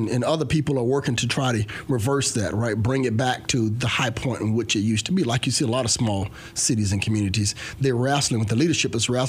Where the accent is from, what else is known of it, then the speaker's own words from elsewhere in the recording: Mound Bayou, Mississippi, United States; moved away as an adult; also born or lived in Rosedale, Mississippi; now in Clarksville, United States; But I grew up in the Mississippi Delta, and that's on Highway 61, south of Memphis, about an hour and a half south of Memphis.